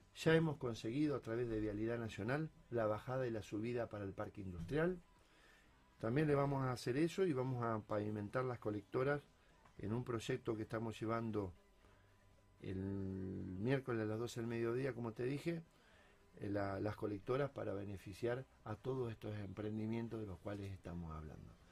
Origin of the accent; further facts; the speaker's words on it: Salto, Buenos Aires Province, Argentina; moved away as an adult; also born or lived in Rosario; now in Rosario area, Argentina; Yo cuando vine en el año 89 a la ciudad de Rosario, vengo de Salto, provincia de Buenos Aires, yo tenía 19 años